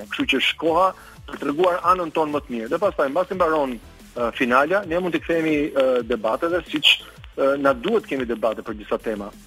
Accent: Albania

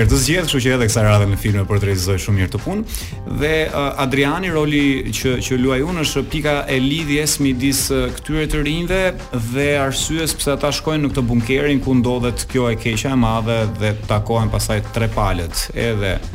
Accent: Albania; për ne si shqiptar

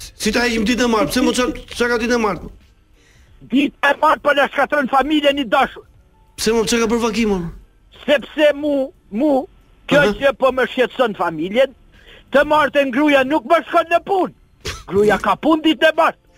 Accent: Albania; unë jam personazhi konsolidu pavarësisht se jam shqiptar

